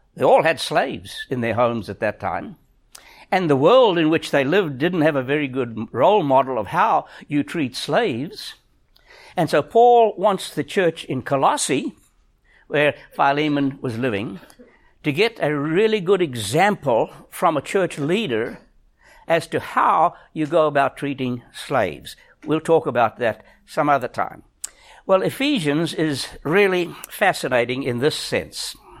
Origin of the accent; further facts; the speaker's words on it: South Africa; moved away; I'm a South African. I think like a South African